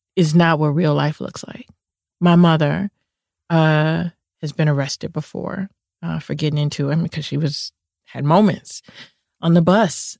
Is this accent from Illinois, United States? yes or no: yes; Chicago, Illinois, United States; I'm from Chicago. I grew up in the Cabrini Green housing projects